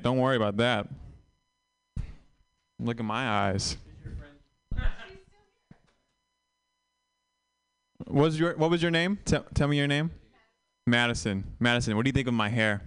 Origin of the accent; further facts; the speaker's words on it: Vietnam; moved away; I'm Vietnamese, and I tell people I was born in Vietnam, and I haven't been back.